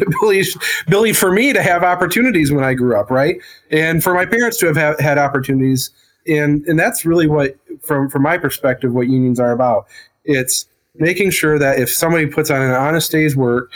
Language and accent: English; Flint, Michigan, United States; I'm from Flint, Genesee County